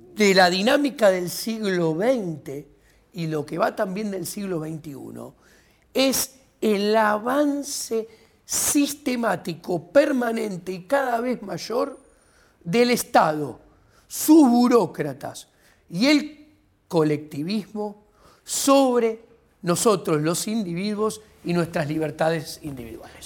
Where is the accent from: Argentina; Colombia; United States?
Argentina; Buenos Aires; also born or lived in England; Soy estudiante de la UBA desde el 85, porque fui al Colegio Nacional de Buenos Aires, que es en la secundaria de la Universidad de Buenos Aires.